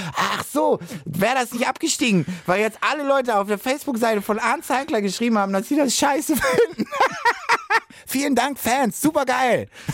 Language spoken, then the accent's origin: German; Hamburg, Germany; Ich komme aus Hamburg City